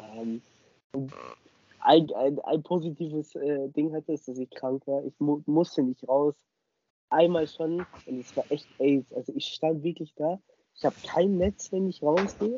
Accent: Starnberg, Bavaria, Germany; bei uns in Starnberg

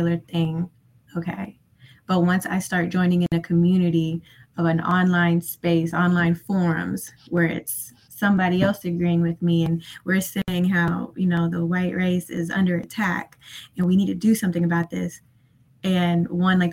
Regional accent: Tennessee, United States; I'm from Tennessee

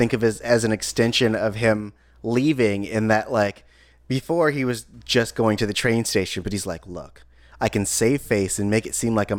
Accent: Germany; I'm from Germany.

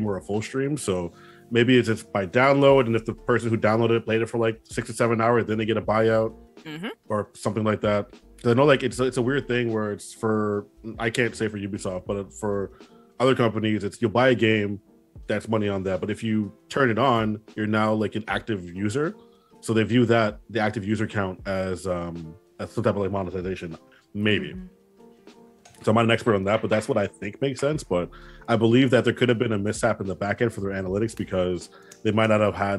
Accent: Trinidad & Tobago; I'm Trinidadian

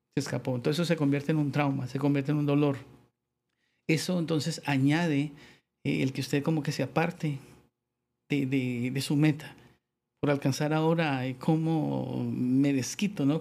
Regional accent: Bogotá, Colombia; moved away as an adult; now in San Pedro Sula, Honduras; soy de Bogotá. Básicamente toda mi vida, hablo hasta 20 años, 22 años, eh, viví allí

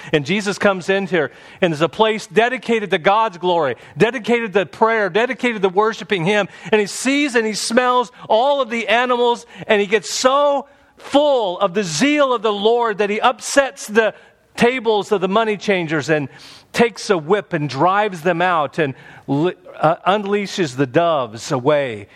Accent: Indiana, United States; Growing up in Indiana, there was a state park near our home called Turkey Run.

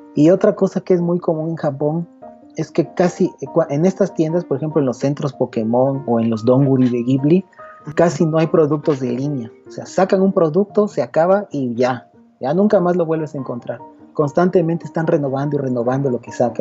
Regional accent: Mexico; De México.

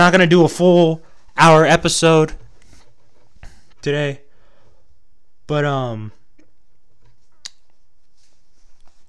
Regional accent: Texas, United States; accent: Texas twang; I'm from Texas. I have a Texas twang, a little twangy twang twang

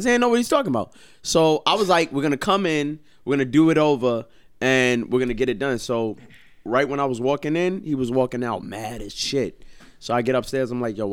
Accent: New York City, New York, United States; now in New Jersey, United States; Born and raised in Brooklyn, New York

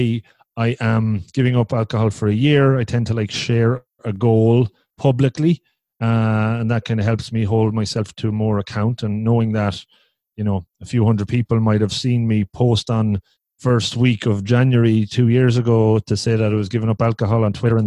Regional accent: Ireland; also born or lived in Cork, Ireland; I live in a place called Cork in Ireland, Southern Ireland

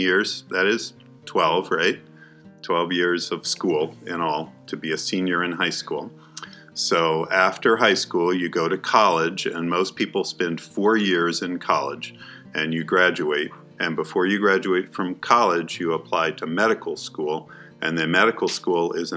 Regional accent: Virginia, United States; moved away as an adult; also born or lived in Albuquerque, New Mexico; now in Tuba City, United States; I grew up in Virginia

